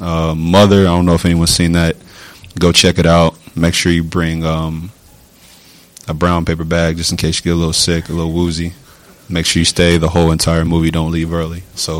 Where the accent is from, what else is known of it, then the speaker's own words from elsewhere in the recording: West Virginia, United States; You know, I grew up in West Virginia pretty much my whole life.